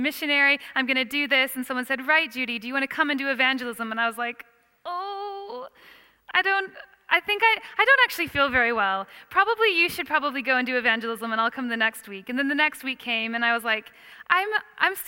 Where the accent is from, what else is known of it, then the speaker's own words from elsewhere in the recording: Iowa, United States; moved away as an adult; also born or lived in Chicago, United States / Perth, Australia; now in London, United Kingdom; I grew up on a farm in Iowa. And then I moved to Chicago to study